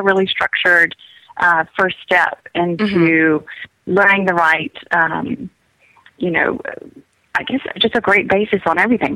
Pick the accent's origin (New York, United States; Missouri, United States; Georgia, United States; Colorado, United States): Georgia, United States; South; moved away; I grew up on a farm in South Georgia